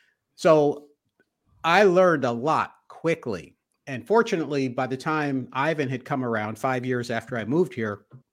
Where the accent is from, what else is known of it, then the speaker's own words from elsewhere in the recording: the North, United States; I grew up in the North, went to Cornell undergrad, so Snow Belt